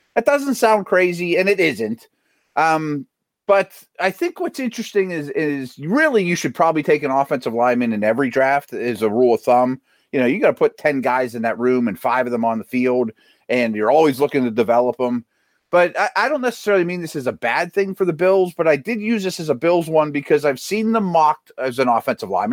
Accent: Pittsburgh, Pennsylvania, United States; I'm from Pittsburgh

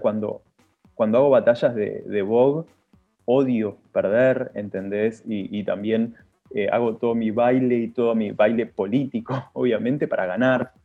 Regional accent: San Martín, Buenos Aires Province, Argentina; yo soy de Villa de San Martín

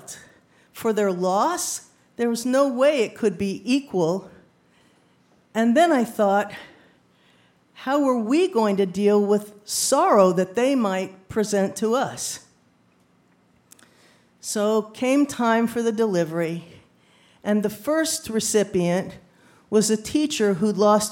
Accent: New Rochelle, New York, United States; New Rochelle. I said, me too.

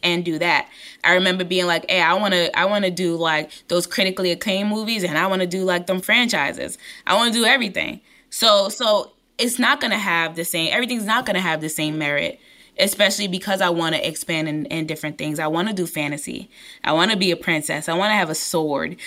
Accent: New York City, New York, United States; I'm from East New York, Brooklyn

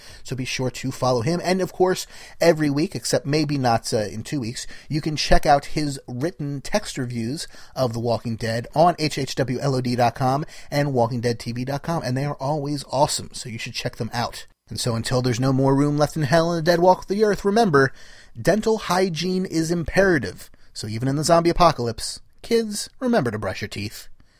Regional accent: New Jersey, United States

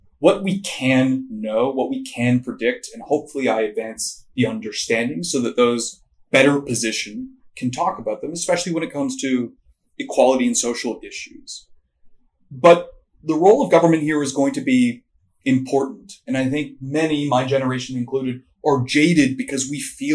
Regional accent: Canada; I'm Canadian

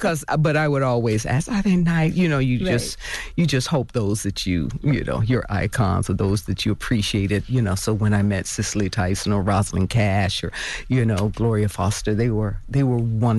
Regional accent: Florida, United States; You know, I think I grew up with it in Florida.

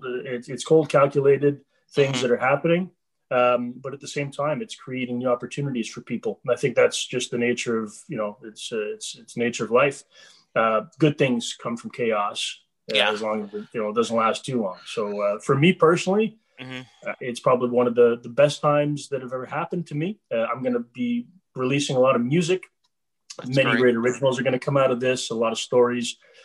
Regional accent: Montreal, Quebec, Canada; I was born in Montreal. I've lived in Montreal my whole life.

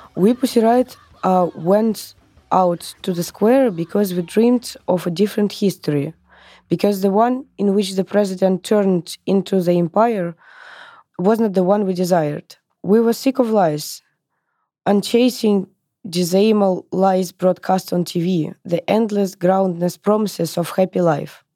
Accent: Moscow, Russia; I was born in in Moscow, in Russia in nineties

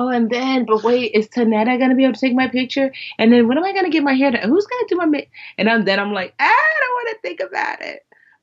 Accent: Westfield, New Jersey, United States; growing up in Westfield, which is like majority white Jewish

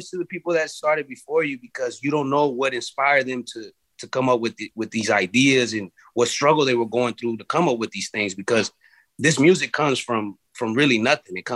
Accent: California, United States; being influenced that we are from the Bay as well.

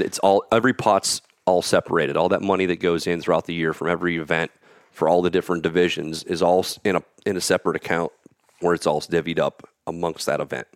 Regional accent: Pennsylvania, United States; I'm from Pennsylvania.

